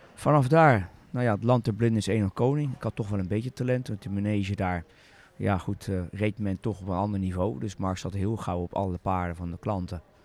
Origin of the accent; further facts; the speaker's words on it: Zoetermeer, South Holland, Netherlands; ik ben opgegroeid in Zoetermeer